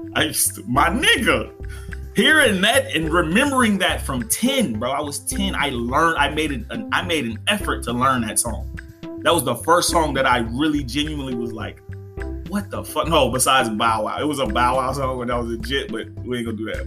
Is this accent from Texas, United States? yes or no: yes; Dallas, Texas, United States; also born or lived in New Orleans, Louisiana; I was raised in Dallas, Texas.